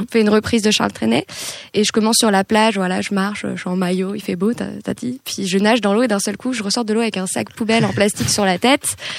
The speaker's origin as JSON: {"language": "French", "area": "Hauts-de-Seine", "region": "Île-de-France", "country": "France", "tie": "born or raised there", "said": "moi j'ai grandi en ile de france dans le 92"}